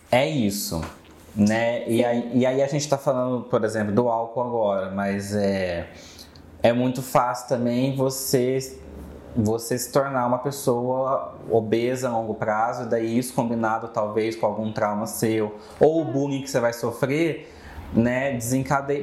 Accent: Minas Gerais, Brazil; moved away; a minha cidade é de Minas

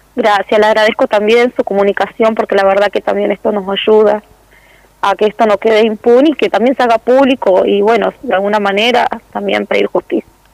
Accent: El Calafate, Santa Cruz, Argentina; also born or lived in Río Gallegos; nosotros somos nacidos en Río Gallegos y somos criados acá, en Calafate

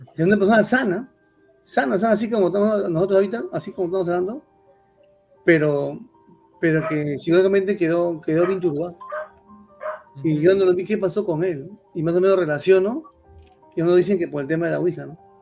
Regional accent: Lima, Peru; yo crecí en un barrio, en Chorrillos, ¿cómo se dice? Chorrillos, Chorrillos Antiguo

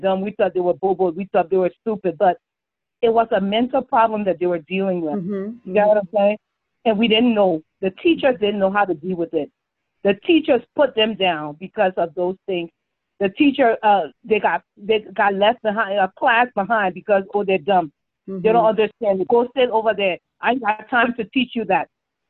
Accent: Liberia; moved away; our growing up in Liberia

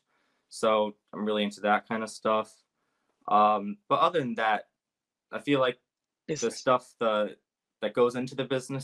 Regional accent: Bay Area, California, United States; I'm from Bay Area, California

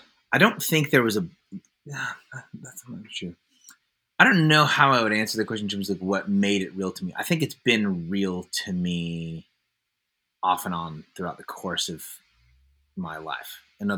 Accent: Concord, California, United States; also born or lived in Oakland; Yeah, so I was born in Oakland, California.

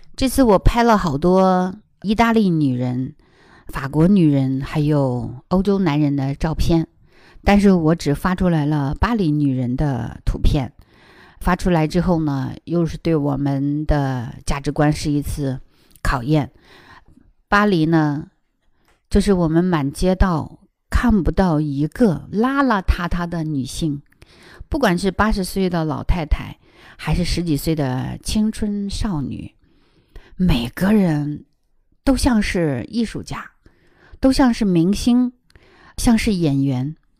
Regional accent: China; 我们中国人

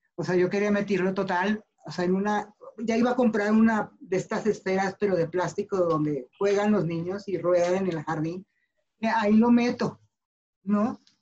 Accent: Mexico City, Mexico; nací en la Ciudad de México, vivo en la Ciudad de México

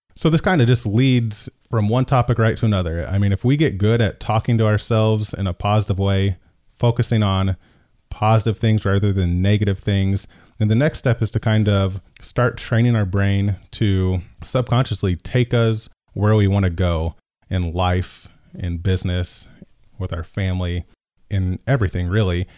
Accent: Decatur, Illinois, United States; I'm from Decatur, born and raised

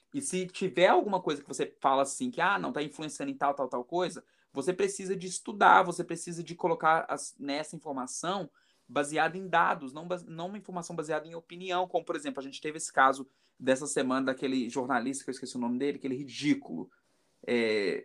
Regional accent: Brazil; now in New York, United States; vir para os Estados Unidos, sair da minha casa, sair da minha da minha cidade natal, sair do meu país

